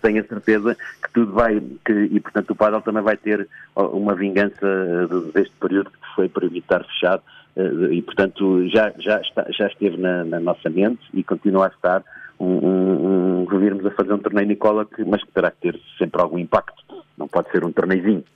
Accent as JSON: {"language": "Portuguese", "country": "Portugal", "said": "sou português"}